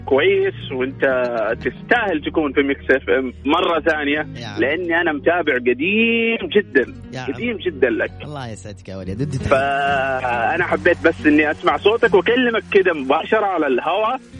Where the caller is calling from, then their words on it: Al-Kharj, Riyadh Province, Saudi Arabia; من محافظة الخرج